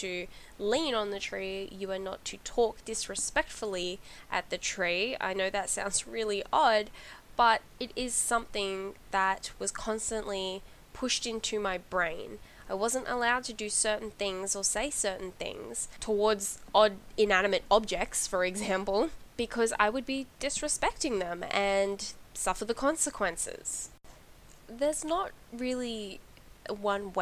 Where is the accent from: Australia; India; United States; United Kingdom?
Australia; I grew up in Australia